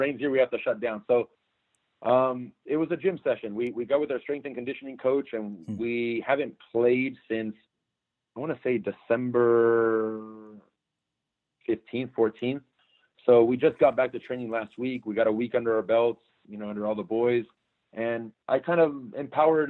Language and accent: English; Torrance, California, United States; grew up here in Southern California, born and raised here locally in Torrance